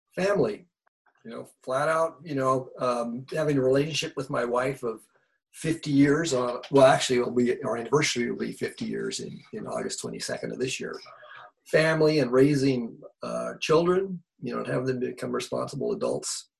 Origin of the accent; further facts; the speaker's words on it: Bay Area, California, United States; I grew up in the Bay Area.